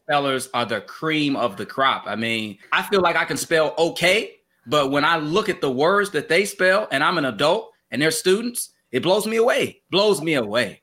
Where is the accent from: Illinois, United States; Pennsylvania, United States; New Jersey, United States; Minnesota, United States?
Illinois, United States; Chicago; I'm from Chicago, grew up in Chicago.